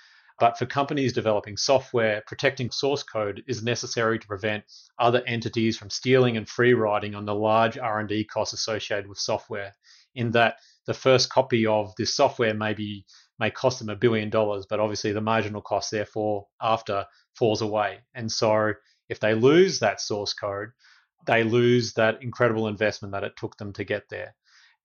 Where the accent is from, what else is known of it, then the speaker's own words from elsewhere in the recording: Australia; now in Washington, D.C., United States; an Australian based in DC